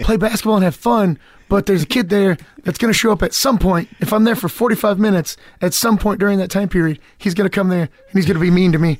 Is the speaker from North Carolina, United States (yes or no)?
no; Lexington, Kentucky, United States; moved away as an adult; also born or lived in Georgia; now in Los Angeles, United States; I'm from, I'm from Lexington